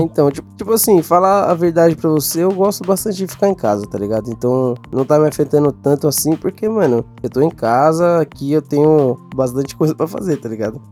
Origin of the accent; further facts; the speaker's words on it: Brazil; eu sou do Brasil